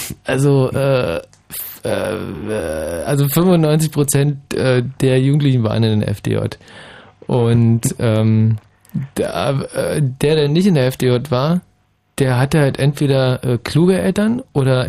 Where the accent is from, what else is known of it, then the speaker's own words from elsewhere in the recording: Germany; bei uns in der DDR